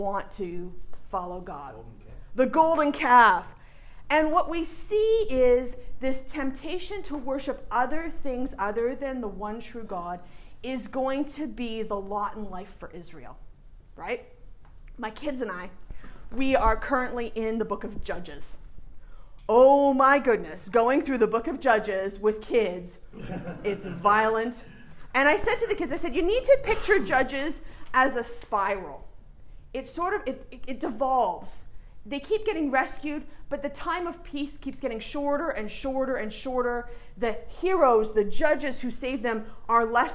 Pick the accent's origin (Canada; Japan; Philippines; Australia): Canada; moved away as an adult; also born or lived in Saskatchewan; now in Clemson, United States; me being a Canadian